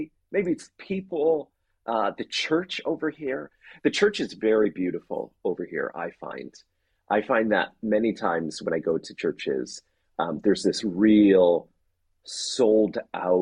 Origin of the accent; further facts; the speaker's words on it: Canada; moved away as an adult; now in Oxford, United Kingdom; I'm Canadian